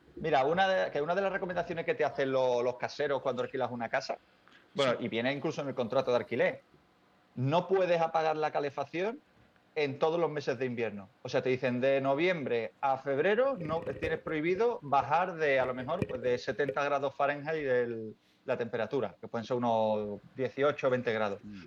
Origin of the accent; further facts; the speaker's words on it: Spain; como español, europeo